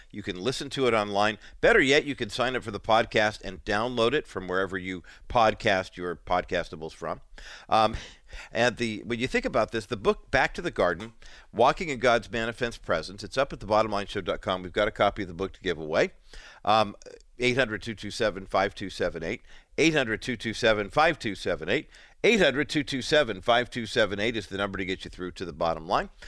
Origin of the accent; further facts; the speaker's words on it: California, United States; accent: Californian; I grew up in America, I speak Californian